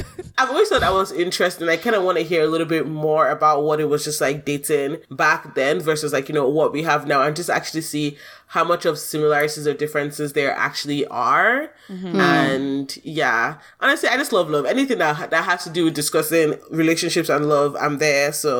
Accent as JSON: {"language": "English", "country": "Nigeria", "said": "I feel like it would just be cool to talk about dealing with grief as a Nigerian, I think."}